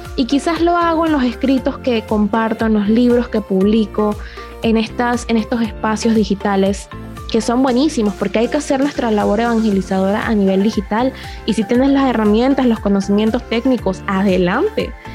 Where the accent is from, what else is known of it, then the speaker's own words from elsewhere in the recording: Panama; en mi país, en Panamá